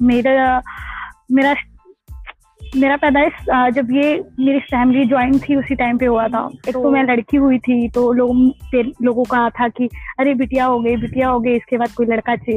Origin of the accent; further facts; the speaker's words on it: Gopiganj, Uttar Pradesh, India; मैं इलाहाबाद बनारस के बीच एक छोटा सा कस्बा है उसका नाम गोपीगंज है जो कि भदोही डिस्ट्रिक्ट के अंदर अंदर आता है और ये उत्तर प्रदेश में के राज्य में है